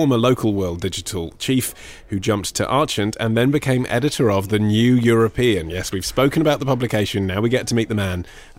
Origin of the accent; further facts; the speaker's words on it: United Kingdom; but we're British, so we'll just ask the once, and then we'll feel embarrassed about it for the rest of the week.